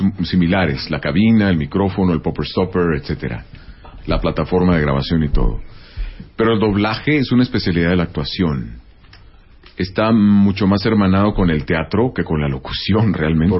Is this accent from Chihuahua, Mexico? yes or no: yes; Chihuahua, Mexico; moved away; yo soy originario de Ciudad Chihuahua